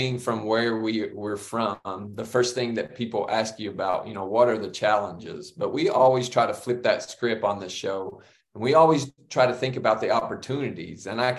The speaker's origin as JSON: {"language": "English", "region": "Southeast Kentucky", "country": "United States", "said": "we're from Southeast Kentucky. And so we share the Cumberland Gap, which is where I spent a lot of my childhood field trips at the Cumberland Gap."}